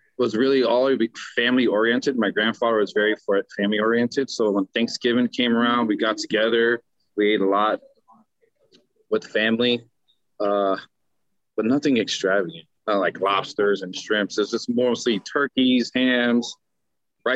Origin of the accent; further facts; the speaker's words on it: Bethlehem, Pennsylvania, United States; I'm originally from Bethlehem, Pennsylvania, a small town. Just started working in the kitchen with my dad.